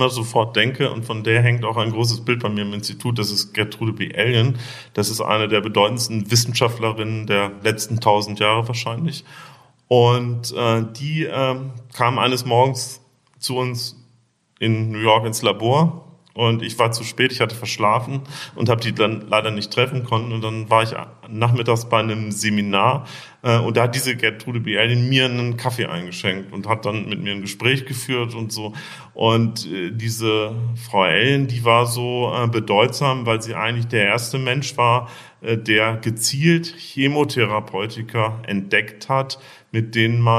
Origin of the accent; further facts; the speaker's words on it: Bremen, Germany; also born or lived in Braunschweig; Ich bin in äh, Braunschweig geboren und in Bremen aufgewachsen. Habe dann in Hannover Medizin studiert.